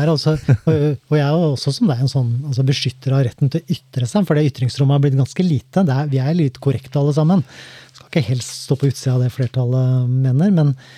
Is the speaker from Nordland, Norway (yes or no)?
no; Skien, Telemark, Norway; Jeg er jo fra Gulset